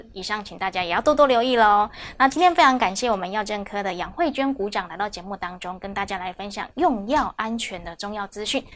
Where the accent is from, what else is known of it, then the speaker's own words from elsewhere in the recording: Taiwan; 我们台湾人